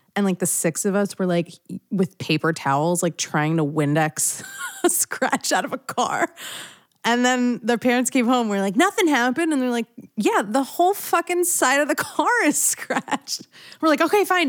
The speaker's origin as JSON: {"language": "English", "area": "outside of Philadelphia", "region": "Pennsylvania", "country": "United States", "tie": "born or raised there", "said": "I grew up outside of Philadelphia"}